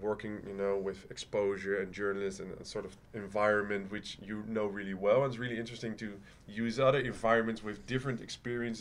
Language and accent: English; Rotterdam, South Holland, Netherlands; moved away; I'm from Rotterdam originally